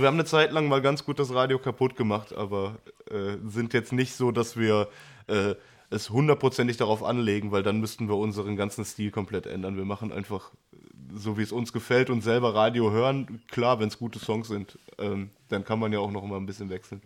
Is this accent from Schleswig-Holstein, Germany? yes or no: no; Essen, North Rhine-Westphalia, Germany; Ich äh, bin zwar super gerne hier und das ist meine Heimat, wird die auch immer bleiben